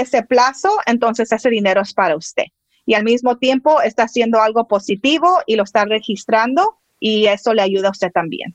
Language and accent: Spanish; Mexico; yo soy mexicana, mis papás son mexicanos